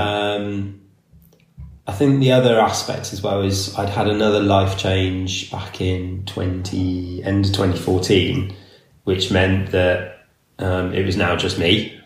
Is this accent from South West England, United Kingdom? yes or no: yes; Somerset, South West England, United Kingdom; also born or lived in Canada; I grew up in Somerset in the hills.